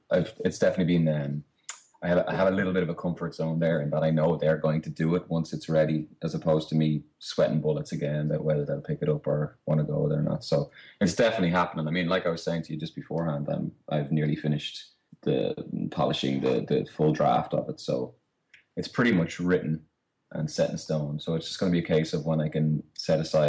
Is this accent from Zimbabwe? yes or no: no; Ireland